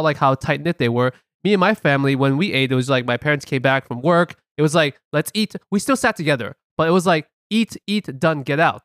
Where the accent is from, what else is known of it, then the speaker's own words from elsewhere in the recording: United States; we grew up here in America, we're just being regular American kids.